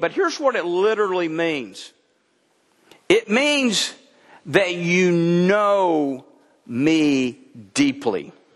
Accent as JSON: {"language": "English", "region": "Texas", "country": "United States", "tie": "born or raised there", "moved": "yes", "lives_now": "Mount Ida, United States", "said": "I'm a Texan by birth"}